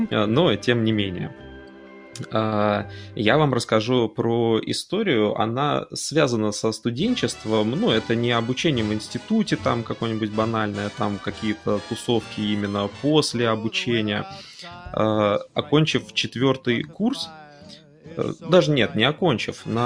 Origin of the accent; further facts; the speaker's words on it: Konakovo, Tver Oblast, Russia; А, я на тот момент не задумывался, что от а, удомля до моего родного города Конакова, что на Волге, в два раза дольше, чем от Москвы до него же.